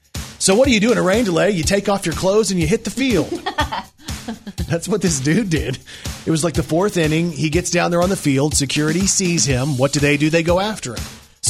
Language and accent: English; Texas, United States; moved away as an adult; now in Arkansas, United States; I was raised in Texas and then lived in Arkansas for the last 20 something years.